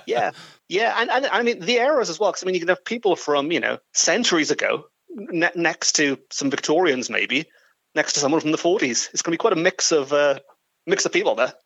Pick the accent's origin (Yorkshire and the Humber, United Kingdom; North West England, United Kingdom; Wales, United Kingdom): Wales, United Kingdom; Port Talbot; I'm sort of born and raised in Port Talbot nearby. And when I was growing up in the early 1980s